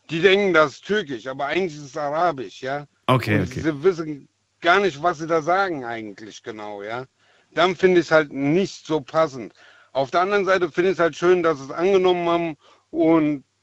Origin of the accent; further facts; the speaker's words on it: Germany; born there; Meine Eltern wurden hier als Gastarbeiter eingeladen in Deutschland. Ich bin in Deutschland geboren.